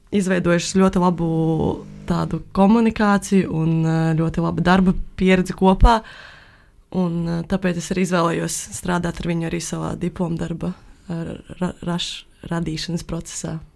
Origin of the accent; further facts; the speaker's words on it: Valmiera, Valmiera Municipality, Latvia; es esmu no Valmieras